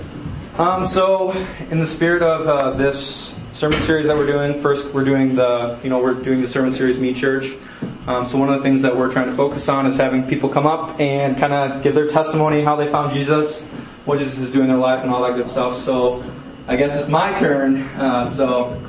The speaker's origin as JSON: {"language": "English", "town": "Mankato", "region": "Minnesota", "country": "United States", "tie": "born or raised there", "said": "I grew up in Mankato, Minnesota"}